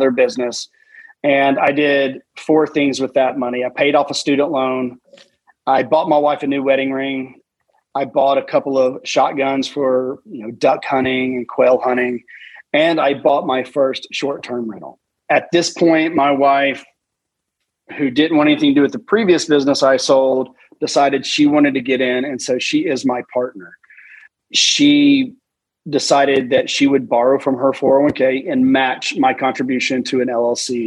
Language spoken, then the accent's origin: English; Chattanooga, Tennessee, United States; also born or lived in Alabama / Washington, D.C.; Chattanooga, my hometown